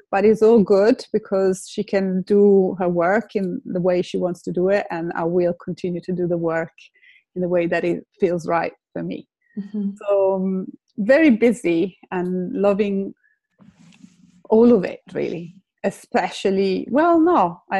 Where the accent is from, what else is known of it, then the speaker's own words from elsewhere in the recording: Lake Como, Lombardy, Italy; English is a second language; moved away as an adult; now in London, United Kingdom; I have I'm Italian. I come from Lake Como, but I've been in, in, in London for uh, 30 years. I came to learn English and then I stayed